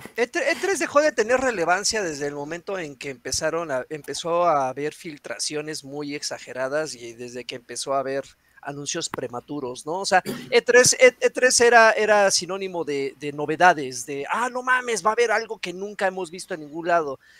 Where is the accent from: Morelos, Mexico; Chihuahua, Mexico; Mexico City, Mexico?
Mexico City, Mexico; aquí en la Ciudad de México